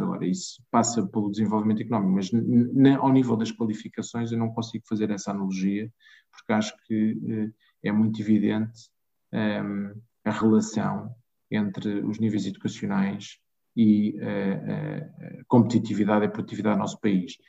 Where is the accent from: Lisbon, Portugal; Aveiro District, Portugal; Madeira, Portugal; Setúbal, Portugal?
Lisbon, Portugal; eu sou lisboeta, de Gema